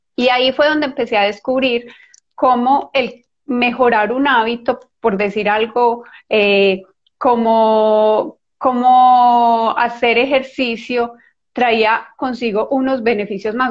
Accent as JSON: {"language": "Spanish", "country": "Colombia", "said": "yo soy colombiana"}